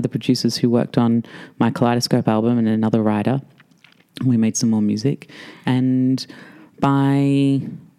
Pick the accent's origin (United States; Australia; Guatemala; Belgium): Australia; As an Australian